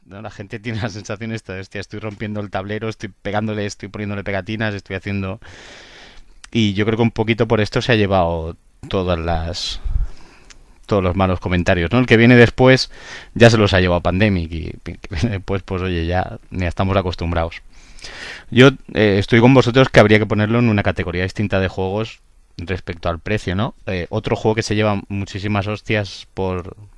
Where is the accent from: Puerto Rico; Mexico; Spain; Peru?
Spain; Barcelona, Catalonia; yo soy de Barcelona